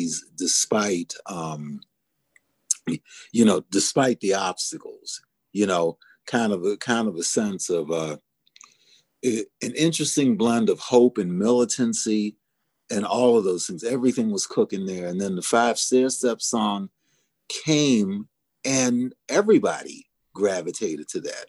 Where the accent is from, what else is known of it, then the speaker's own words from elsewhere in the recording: Turner Station, Maryland, United States; I grew up in the Black community, you know, a little hamlet called Turner Station, outside of Baltimore, Maryland